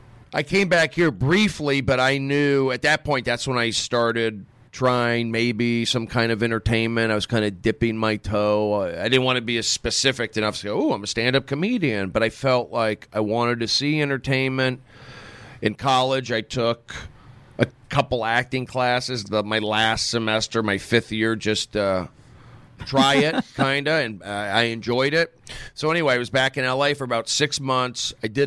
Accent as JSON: {"language": "English", "town": "Los Angeles", "region": "California", "country": "United States", "tie": "born or raised there", "also_born_or_lived": "Phoenix, Arizona", "said": "I grew up in the San Fernando Valley."}